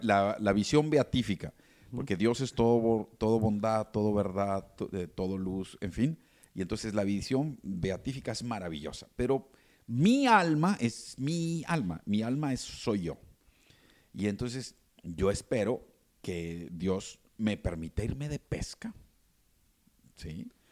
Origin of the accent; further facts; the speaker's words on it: Mexico; todos los que nos sentimos o somos mexicanos